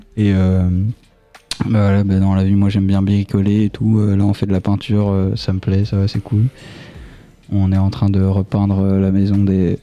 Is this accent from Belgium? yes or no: yes; Dion-Valmont, Wallonia, Belgium; Je viens de Dion-Valmont